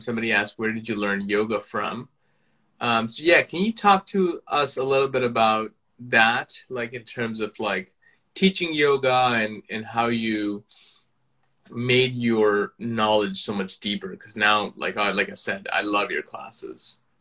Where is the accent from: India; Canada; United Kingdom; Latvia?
India; moved away; I'm from India originally